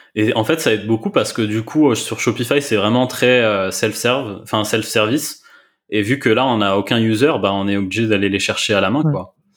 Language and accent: French; France; on est, on est français.